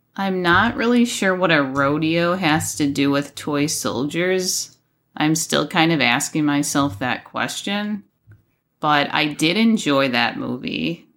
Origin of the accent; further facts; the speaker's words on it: Buffalo, New York, United States; I grew up in Buffalo, New York, and so our winters were absolutely frigid